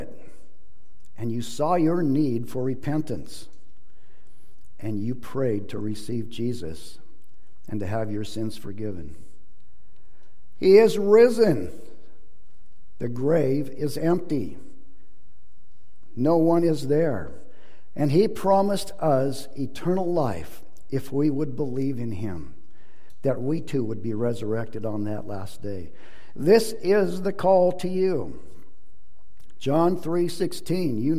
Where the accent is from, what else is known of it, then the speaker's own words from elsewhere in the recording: Bellingham, Washington, United States; I'm from Bellingham, Washington, so the other side of the state.